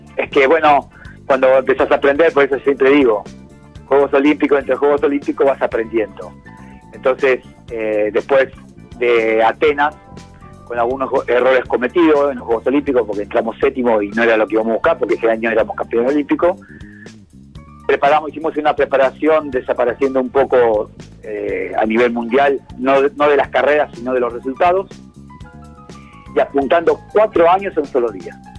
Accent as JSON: {"language": "Spanish", "country": "Argentina", "said": "a mí me escuchan hablar español y bien argentino. No soy francés, ni italiano, ni suizo"}